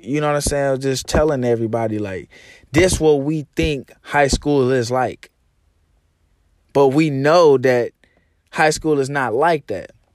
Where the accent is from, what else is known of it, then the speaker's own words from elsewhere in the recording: Arkansas, United States; moved away as an adult; now in Texas, United States; Comfort zone is Arkansas. That's why I moved to Texas